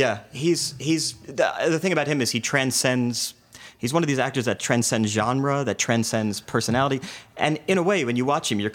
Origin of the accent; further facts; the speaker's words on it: New Jersey, United States; also born or lived in New York; I grew up in the suburbs in New Jersey where you had no choice but to assimilate.